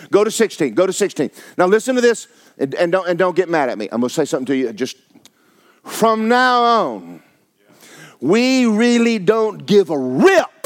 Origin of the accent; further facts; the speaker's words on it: Georgia, United States; Yeah, I'm from Georgia. Nothing good come out of Georgia.